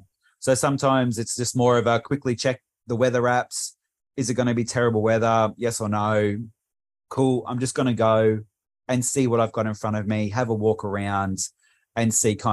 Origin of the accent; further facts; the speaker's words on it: Frankston, Victoria, Australia; also born or lived in Bundaberg; And where I grew up in Frankston was near the water. We moved to Bundaberg, which is nowhere near water.